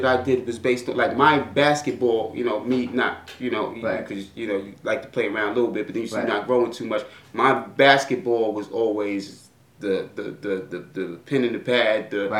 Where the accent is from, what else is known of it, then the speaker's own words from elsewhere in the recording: New York City, New York, United States; Brooklyn, well, born in Manhattan, but just because that's where Lenox Hill Hospital is. Grew up in Brooklyn, first Prospect Heights, and then we moved down to Willoughby and Myrtle on Hall because I was going to PS20.